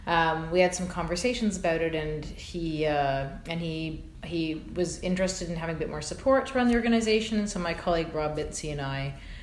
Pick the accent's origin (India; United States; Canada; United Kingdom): Canada; as a Canadian